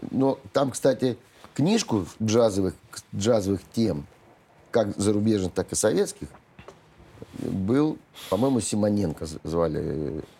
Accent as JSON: {"language": "Russian", "region": "Saint Petersburg", "country": "Russia", "lives_now": "Moscow, Russia", "said": "ну, я же тоже из Ленинграда переехал в Москву"}